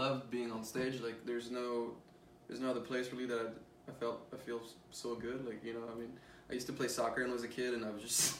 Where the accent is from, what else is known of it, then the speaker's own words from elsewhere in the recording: France; I grew up in France listening to French music